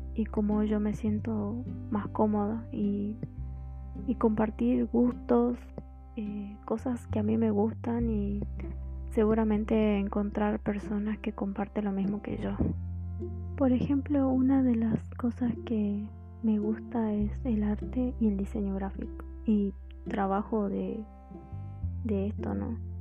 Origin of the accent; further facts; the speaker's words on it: Jujuy, Argentina; yo soy de Argentina, soy de, de la provincia de Jujuy, por eso tengo un acento o una tonada diferente